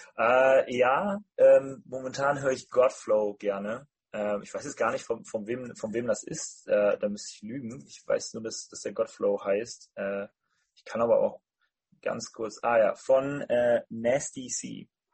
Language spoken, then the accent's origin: German; Rhineland, Germany; bei uns im Rheinland